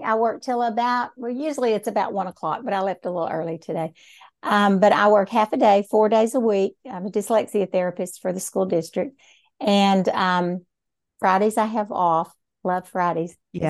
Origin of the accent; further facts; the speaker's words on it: Hamilton, Texas, United States; also born or lived in Temple; And I was born in Temple, Texas, but I've lived in Hamilton all my life. And what I think is kind of unique is I went to school in Hamilton.